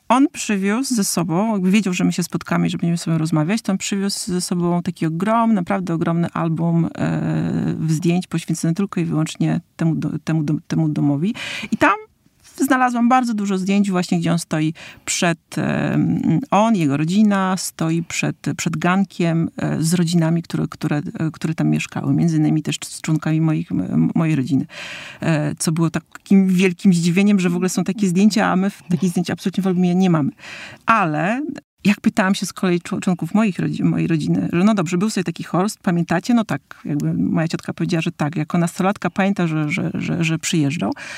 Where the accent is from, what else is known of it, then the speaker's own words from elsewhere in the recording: Warmian-Masurian Voivodeship, Poland; jako Mazur